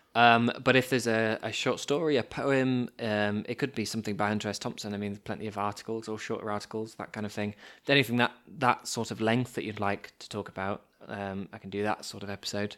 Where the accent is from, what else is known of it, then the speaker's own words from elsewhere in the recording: United Kingdom; As two British boys